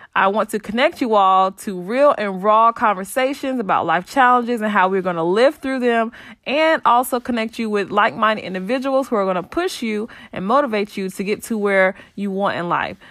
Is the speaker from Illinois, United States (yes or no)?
no; Saint Pauls, North Carolina, United States; I'm born and raised in North Carolina in a small town called Saint Paul's.